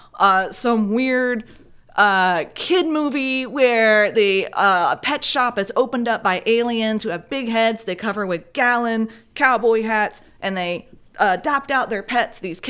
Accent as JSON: {"language": "English", "town": "Mechanicsville", "region": "Virginia", "country": "United States", "tie": "born or raised there", "moved": "yes", "said": "I grew up in Mechanicsville, Virginia, but also more defined in Old Church, Mechanicsville, Virginia, which is out in the middle of the woods"}